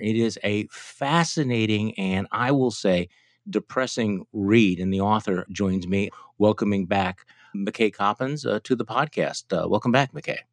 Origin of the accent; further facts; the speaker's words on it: Midwest, United States; accent: chirpy Midwestern; my chirpy Midwestern accent.